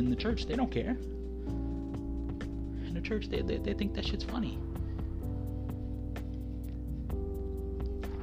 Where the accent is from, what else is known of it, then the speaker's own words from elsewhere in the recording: New Orleans, Louisiana, United States; I'm from New Orleans